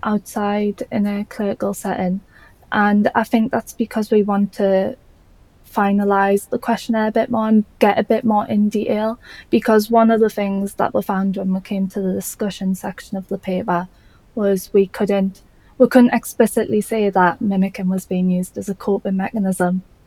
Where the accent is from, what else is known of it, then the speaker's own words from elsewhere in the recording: Newcastle upon Tyne, North East England, United Kingdom; accent: Geordie; I'm from Newcastle in the UK, if you couldn't tell by the Geordie accent.